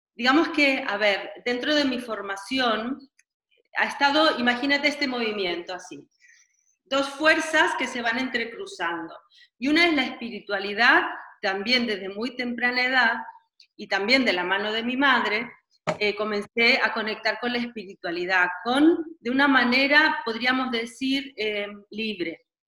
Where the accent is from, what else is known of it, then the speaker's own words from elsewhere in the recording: Santiago, Santiago Metropolitan Region, Chile; moved away as an adult; also born or lived in Catalonia / Switzerland / Turkey; soy chilena, nací en Chile y comencé mis estudios de danza a los nueve años de edad en el Teatro Municipal en Santiago de Chile